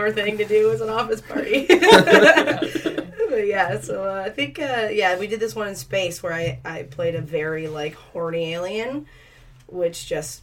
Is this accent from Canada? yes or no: yes; East Coast, Canada; moved away; I'm from the East Coast